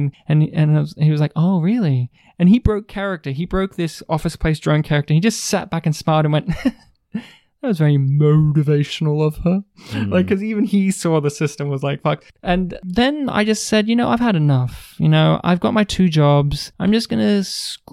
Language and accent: English; New South Wales, Australia; moved away; my home state in New South Wales